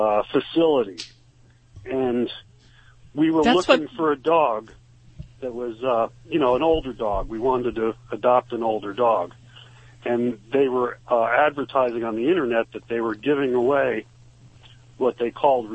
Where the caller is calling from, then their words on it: Ebervale, Pennsylvania, United States; Ebervale, Pennsylvania.